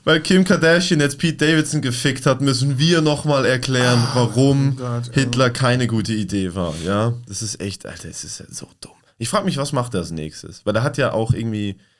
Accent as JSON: {"language": "German", "town": "Basel", "region": "Basel-Stadt", "country": "Switzerland", "said": "bei uns in Basel, da wo ich herkomme"}